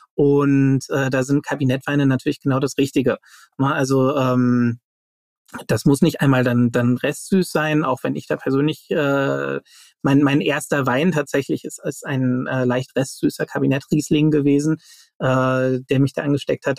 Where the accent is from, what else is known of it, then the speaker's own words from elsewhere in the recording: Germany; als äh, Deutsche